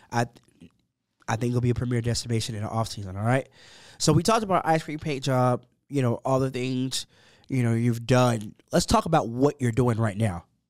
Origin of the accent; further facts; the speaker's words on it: Dallas, Texas, United States; also born or lived in Allen, Texas; I'm a South Dallas kid. I, I grew up in South Dallas